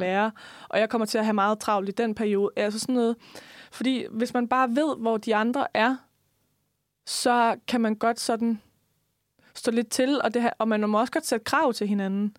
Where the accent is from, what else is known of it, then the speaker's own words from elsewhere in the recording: West Jutland, Denmark; jeg er også en vestjyde